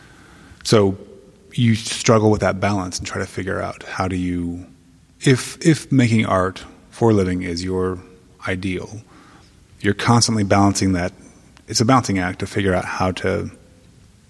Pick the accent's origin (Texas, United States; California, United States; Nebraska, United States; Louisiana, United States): Texas, United States; also born or lived in New York City; now in Austin, United States; I am a Texan by heart